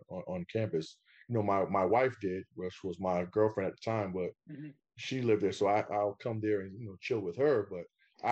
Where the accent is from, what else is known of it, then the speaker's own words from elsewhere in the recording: New York, United States; I'm from New York